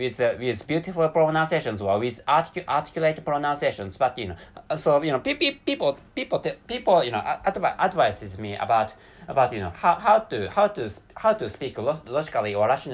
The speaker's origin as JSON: {"language": "English", "country": "Japan", "first_language": "Japanese", "second_language": "English", "said": "I'm not so good at speaking English compared with my mother tongue, which is Japanese."}